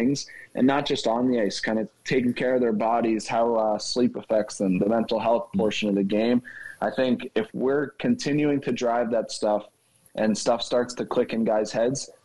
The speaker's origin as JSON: {"language": "English", "town": "Philadelphia", "region": "Pennsylvania", "country": "United States", "tie": "born or raised there", "moved": "yes", "said": "I grew up in Philly, so I was a Flyers fan"}